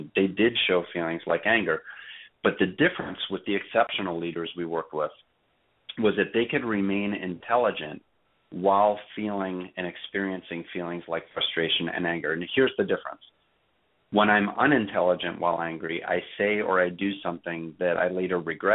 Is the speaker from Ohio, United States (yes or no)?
no; New York City, New York, United States; I was raised in Brooklyn